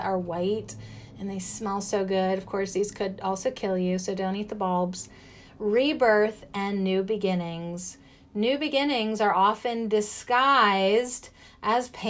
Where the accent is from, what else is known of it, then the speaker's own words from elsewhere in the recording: United States; as an American